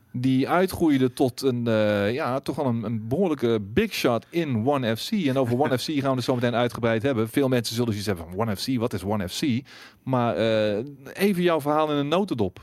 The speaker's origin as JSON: {"language": "Dutch", "town": "Breda", "region": "North Brabant", "country": "Netherlands", "said": "afkomstig ook uit Breda"}